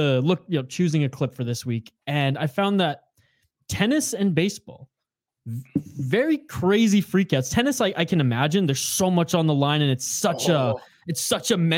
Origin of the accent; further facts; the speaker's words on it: Canada; I'm Canadian